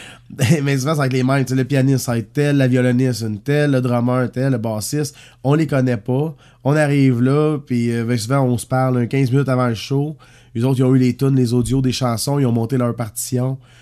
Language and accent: French; Saint-Léonard-d'Aston, Quebec, Canada; Pas trop, trop loin de mon petit village natal, ça. Moi, je suis né à Saint-Léonard-d'Aston